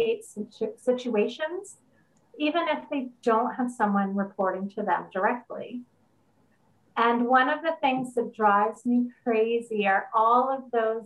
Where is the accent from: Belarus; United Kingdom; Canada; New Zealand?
Canada; I am a Canadian, otherwise known as Canadian